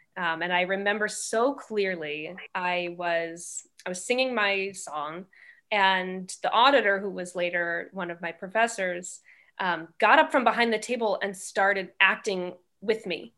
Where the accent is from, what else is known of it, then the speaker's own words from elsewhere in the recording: outside Milwaukee, Wisconsin, United States; moved away as an adult; also born or lived in Syracuse, New York / New York; I grew up outside Milwaukee